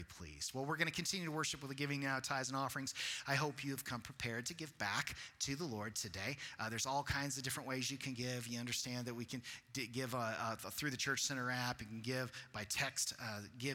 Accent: Colorado, United States; moved away; also born or lived in Texas; I grew up in Colorado, so I as a kid, went to Grand Mesa Baptist Camp

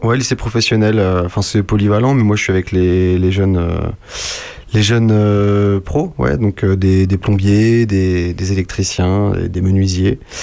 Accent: La Garenne-Colombes, Île-de-France, France; À La Garenne-Colombe

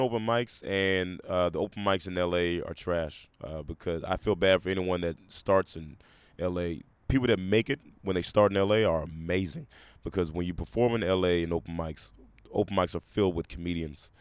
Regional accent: Memphis, Tennessee, United States; also born or lived in Portland, Oregon; I was raised most of my adolescence in Memphis, Tennessee.

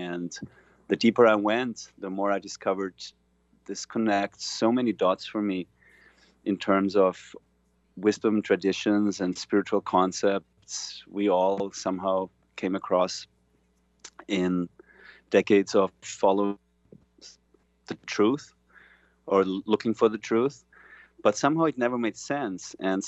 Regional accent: Vienna, Austria; English is a second language

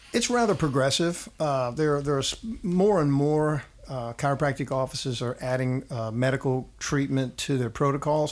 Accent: New Orleans, Louisiana, United States; also born or lived in Donaldsonville; I grew up in New Orleans.

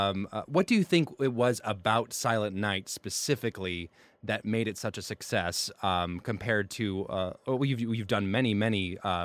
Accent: the South, United States; moved away as an adult; now in Chicago, United States; as a Southerner, I was terrified to my very core. But as someone who's lived here for a year now, I'm like, this is nothing.

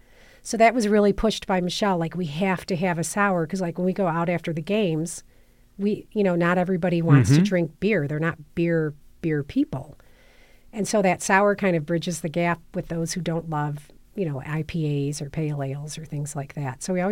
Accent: San Diego, California, United States; moved away as an adult; So I came up here from San Diego in like 2004

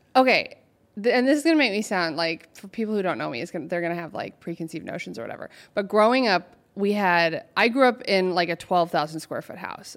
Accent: Portland, Oregon, United States; moved away as an adult; now in Los Angeles, United States; I'm from Oregon originally

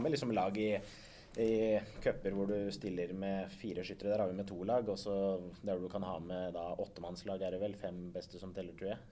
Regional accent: Setskog, Akershus, Norway; Setskog er jo hjembygda mi, da der jeg er, eh, jeg er født og oppvokst.

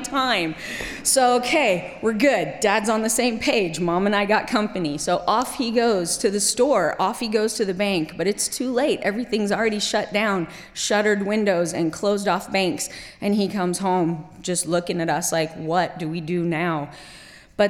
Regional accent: Kuwait; also born or lived in Middle East; I was 17, grown up in Kuwait

